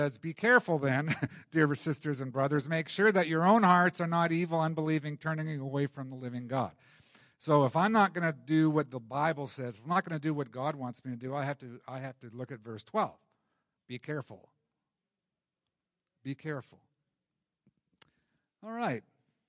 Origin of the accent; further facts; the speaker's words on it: Canada; We like being comfortable as Canadian Christians